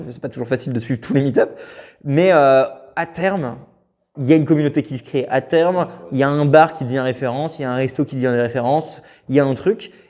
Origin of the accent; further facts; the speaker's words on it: France; personnellement, je suis français de base